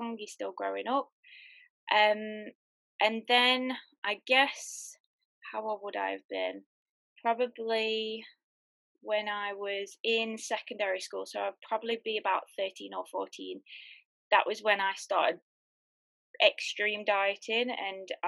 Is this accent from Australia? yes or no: no; United Kingdom; I'm from the UK, in case you've not realized my accent